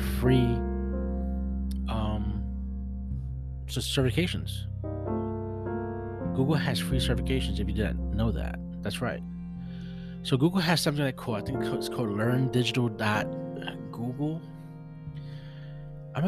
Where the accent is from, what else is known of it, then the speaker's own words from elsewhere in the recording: New York City, New York, United States; I'm an OG from Brooklyn